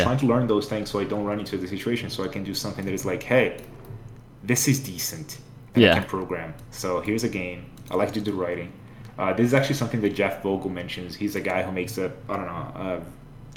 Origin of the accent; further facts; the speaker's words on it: Rio de Janeiro, Brazil; I grew up in Rio